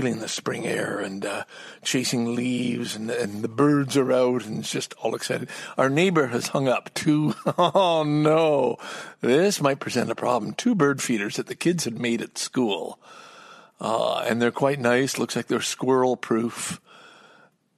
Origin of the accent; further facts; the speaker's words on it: Montreal, Quebec, Canada; also born or lived in Ottawa; now in Toronto, Canada; what I grew up with in Montreal